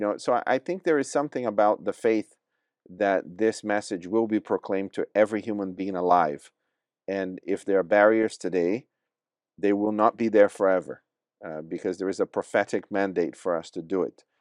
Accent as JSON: {"language": "English", "country": "Brazil", "tie": "born or raised there", "also_born_or_lived": "Watford", "moved": "yes", "lives_now": "England", "said": "I was born in Brazil"}